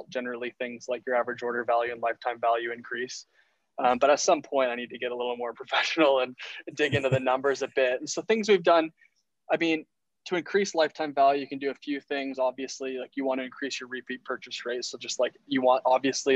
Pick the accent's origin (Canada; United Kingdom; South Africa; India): Canada; Ontario; now in British Columbia, Canada; I'm originally from Ontario, living in BC